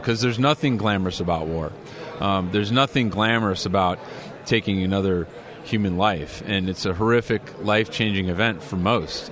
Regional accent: Illinois, United States; now in California, United States; as a California resident now, um, you know, my home state was Illinois

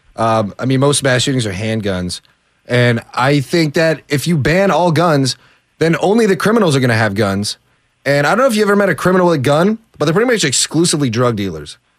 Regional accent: California, United States; I'm from California

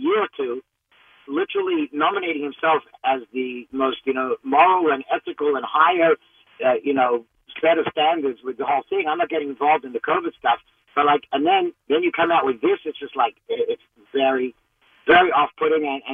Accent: Australia; now in New York, United States; I live here in New York, but I'm from Australia

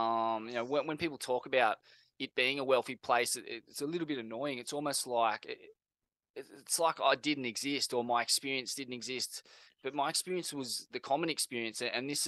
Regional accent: Sydney, New South Wales, Australia; I guess, the age I grew up in Bondi. It was, you know, we were itinerant renters, you know, mums from Forbes, didn't know anything about surfing.

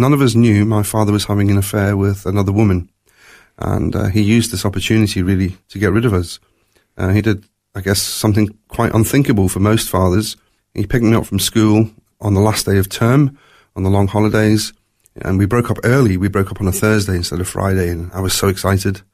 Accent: Durban, KwaZulu-Natal, South Africa; also born or lived in Glasgow, Scotland; when I was three years old, my family, my mum and my dad and me, we emigrated to South Africa

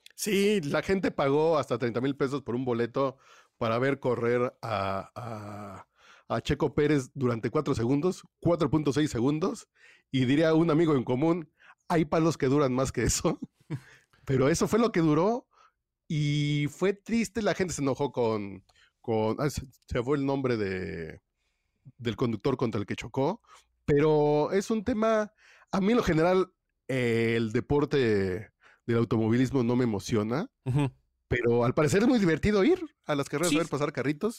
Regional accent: Mexico; somos los mexicanos

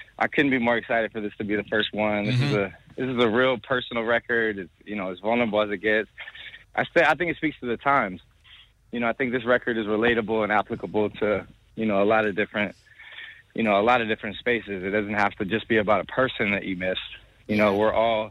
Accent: California, United States; I'm from California and I still live in California.

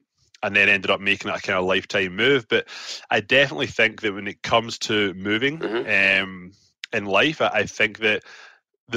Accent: Glasgow, Scotland, United Kingdom; accent: Glaswegian; moved away as an adult; now in Toronto, Canada; But the accent is not going anywhere. The accent is still firmly Glaswegian.

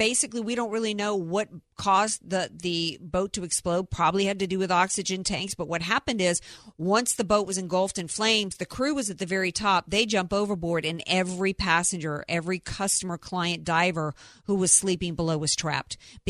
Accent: the South, United States; as somebody who spent most of my life growing up in the South around hurricanes

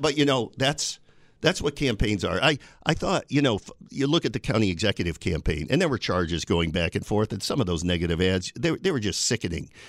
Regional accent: Binghamton, New York, United States; moved away as an adult; now in Buffalo, United States; I moved here in, from my hometown of Binghamton in nineteen eighty-nine.

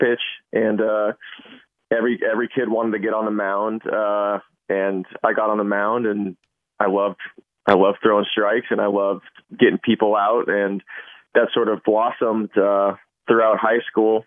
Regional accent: San Francisco, California, United States; I grew up in the Bay Area in the late 80s, early 90s.

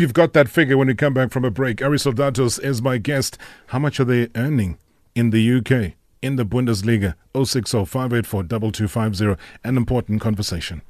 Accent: South Africa; us as South African football lovers

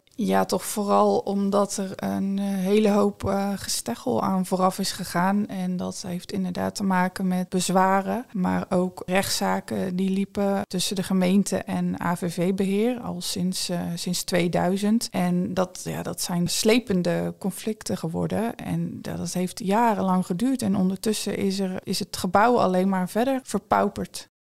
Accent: Vlissingen, Zeeland, Netherlands; ik ben in 1983 geboren in Vlissingen

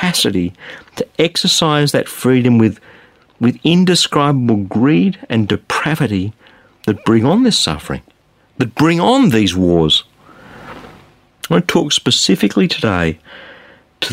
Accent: Australia; I'm an Australian

